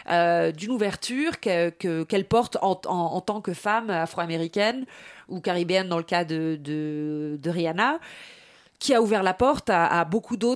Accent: England, United Kingdom; French is a second language; now in Paris, France; je suis arrivée d'Angleterre et je mettais des mais des collants de chapelier fou, des, des, fleurs en plastique sur la tête, euh, des chapeaux melons.

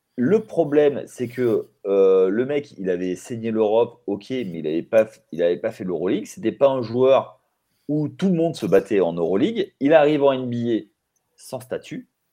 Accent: Limoges, Nouvelle-Aquitaine, France; nous ici à Limoges, parce que moi je suis de Limoges

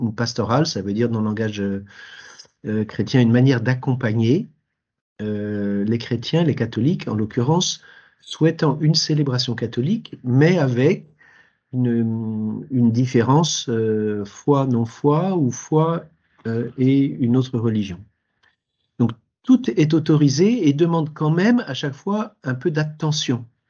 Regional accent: Paris, Île-de-France, France; J'ai 62 ans, je suis parisien

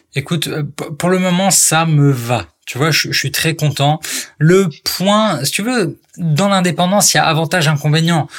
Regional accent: Strasbourg, Grand Est, France; moved away; also born or lived in Paris; je suis pas parisien, moi à la base, je suis né à Strasbourg

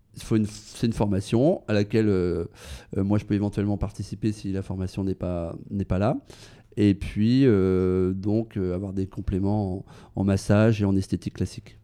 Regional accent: Brittany, France; now in Paris, France; dans ma région natale en Bretagne

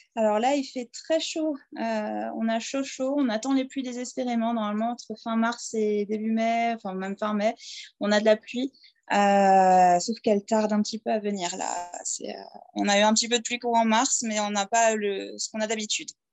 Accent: southern Alsace, near Mulhouse, Grand Est, France; moved away as an adult; also born or lived in Strasbourg / Scotland / Switzerland; now in Tanzania; je suis française, alsacienne, euh, de souche, hein, du sud de l'Alsace, euh, à côté de Mulhouse

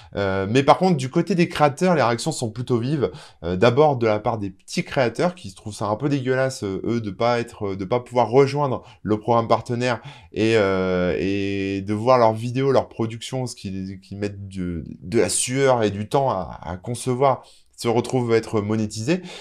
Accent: France; chez nous, en France

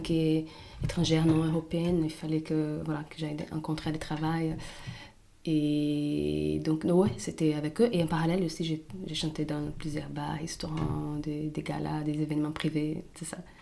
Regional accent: São Paulo, Brazil; moved away as an adult; now in Paris, France; Je suis brésilienne de São Paulo

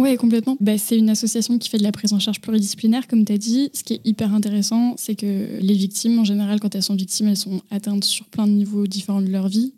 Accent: Boussy, Auvergne-Rhône-Alpes, France; also born or lived in Annecy; je suis née à Annecy et j'ai grandi dans un petit village à côté d'Annecy qui s'appelle Boussy

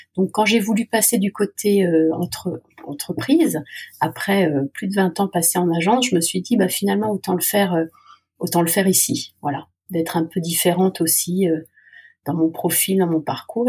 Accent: Alsace, Grand Est, France; also born or lived in Moscow / London; now in Lyon, France; je suis revenue dans ma terre natale ou ma terre de cœur, puisque je suis alsacienne

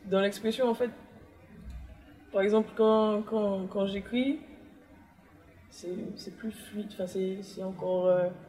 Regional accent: Martinique; je suis pas Guadeloupéenne. J'adore la Guadeloupe, on est ensemble. Hein. J'ai eu cet esprit en Martinique.

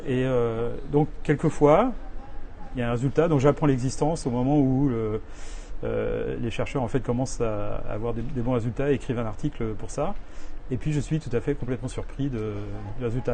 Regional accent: France; moved away as an adult; now in New York, United States; je suis français, euh, je, suis, je vis aux États-Unis depuis 30 ans.

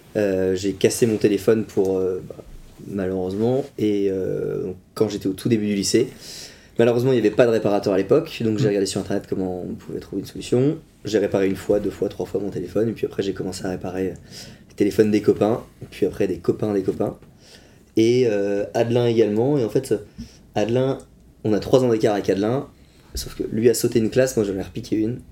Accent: Vitré, Brittany, France; also born or lived in Poitiers; je suis originaire de Vitré, donc local

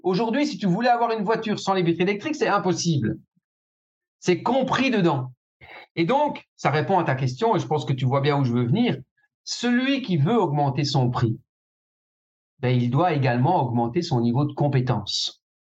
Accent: Belgium; chez nous en Belgique

